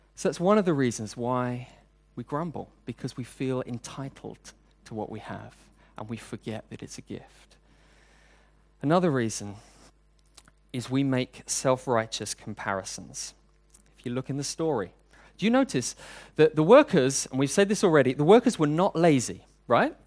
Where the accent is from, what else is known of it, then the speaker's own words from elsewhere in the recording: United Kingdom; now in Hong Kong; I'm British, and queuing is a national sport